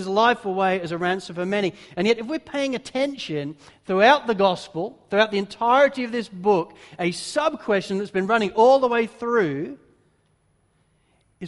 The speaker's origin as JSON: {"language": "English", "region": "England", "country": "United Kingdom", "moved": "yes", "lives_now": "Australia", "said": "as a pastor and as an English pastor"}